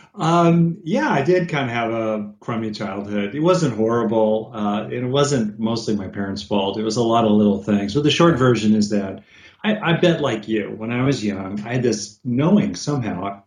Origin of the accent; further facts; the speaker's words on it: California, United States; I'm from California